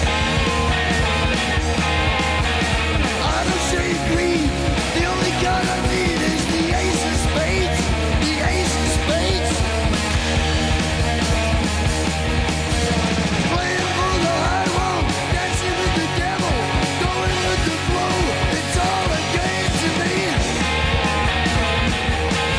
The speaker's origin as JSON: {"language": "English", "town": "Huntington Beach", "region": "California", "country": "United States", "tie": "born or raised there", "said": "my hometown of Huntington Beach"}